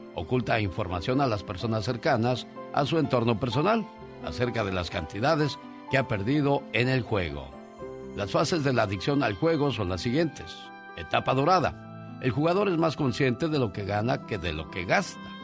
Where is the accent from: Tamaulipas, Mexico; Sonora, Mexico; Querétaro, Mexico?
Tamaulipas, Mexico; moved away; Un día salí de Tamaulipas, pero Tamaulipas nunca salió de mí.